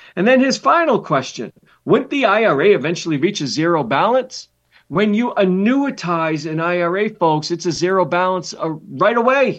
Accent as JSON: {"language": "English", "region": "Massachusetts", "country": "United States", "tie": "born or raised there", "moved": "yes", "said": "I grew up in Massachusetts."}